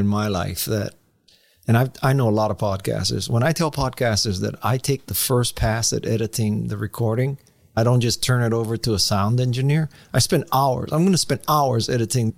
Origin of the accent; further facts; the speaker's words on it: Hawaii, United States; I'm from Hawaii